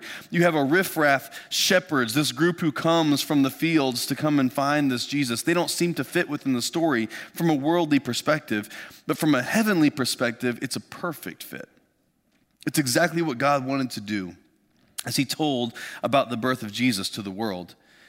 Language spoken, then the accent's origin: English; Lafayette, Indiana, United States; our kind of family farm where I grew up just outside of Lafayette, Indiana.